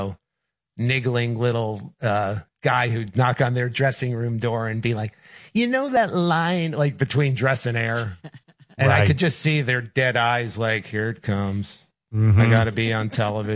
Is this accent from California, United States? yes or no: no; New York, United States; I grew up in New York